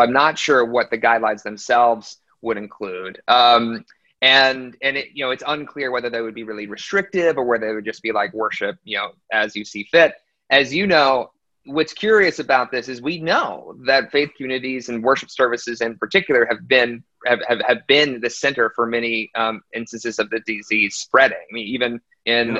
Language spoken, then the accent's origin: English; Aiken, South Carolina, United States; also born or lived in Washington D.C.; I was technically born in Washington D.C., but I grew up in Aiken, South Carolina